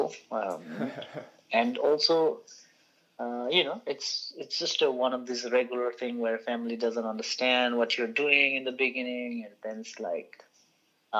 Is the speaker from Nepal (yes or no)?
yes; Bhaktapur, Bagmati, Nepal; the town where I grew up in Bhaktapur, it has a lot of Buddhist art there around